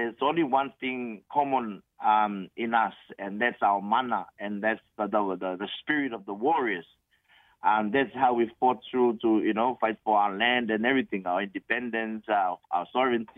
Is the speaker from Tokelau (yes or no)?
yes; Tokelau; moved away as an adult; also born or lived in Germany; now in Samoa; I was born and raised in Tokelau in 1978